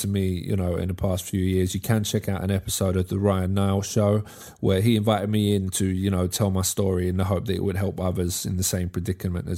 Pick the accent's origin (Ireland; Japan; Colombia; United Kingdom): United Kingdom; England